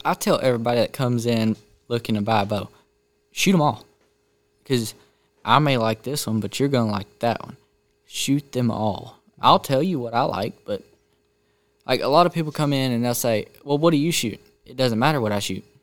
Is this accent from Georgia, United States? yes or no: yes; Canton, Georgia, United States; also born or lived in Woodstock; grew up in Canton, but went to school in Woodstock